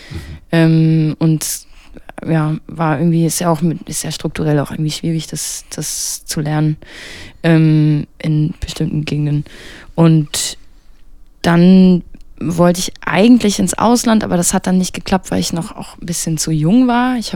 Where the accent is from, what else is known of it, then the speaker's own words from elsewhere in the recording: Lübow, Mecklenburg-Vorpommern, Germany; Ich komme aus, ähm, aus Lüblow.